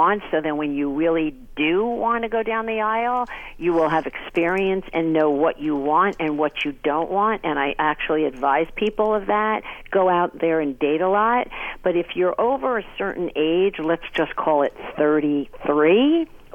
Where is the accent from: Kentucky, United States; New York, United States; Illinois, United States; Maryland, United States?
New York, United States; I'm from New York